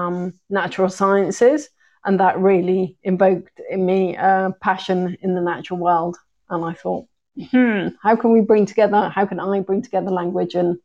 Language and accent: English; Wales, United Kingdom; moved away as an adult; also born or lived in Brighton / Italy / Portugal / Egypt; I'm from Wales, and so I grew up in Wales